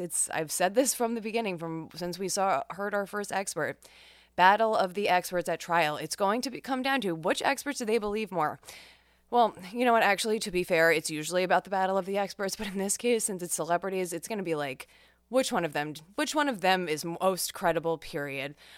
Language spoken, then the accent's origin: English; New York, United States; New York, my home state